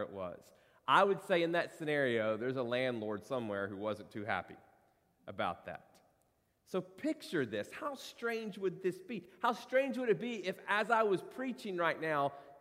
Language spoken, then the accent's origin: English; Corbin, Kentucky, United States; moved away; my hometown of Corbin, Kentucky